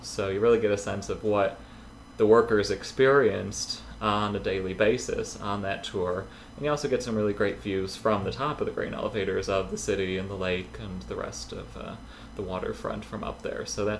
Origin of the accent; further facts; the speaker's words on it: Williamsville, New York, United States; I grew up in Williamsville.